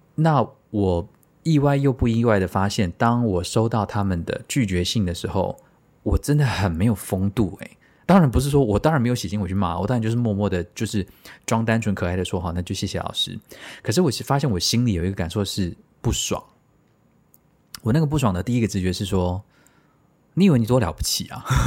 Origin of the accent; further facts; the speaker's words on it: Taiwan; 真土生土长的台湾人